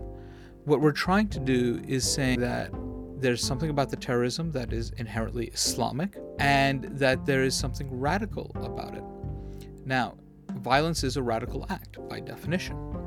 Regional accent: New York, United States; I'm a guy who was born and raised in New York

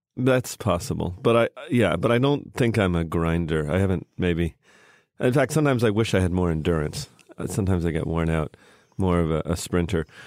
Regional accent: Canada; moved away; also born or lived in United States; I grew up in Canada, but I was born in America.

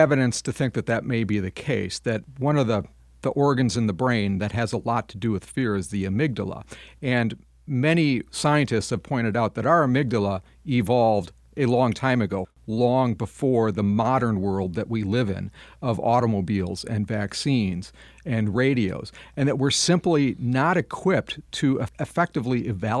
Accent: Madison, Wisconsin, United States; This is a big issue in my hometown of Madison, Wisconsin

